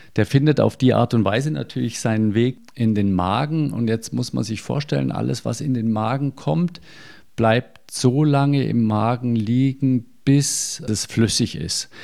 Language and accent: German; Germany; bei uns in Deutschland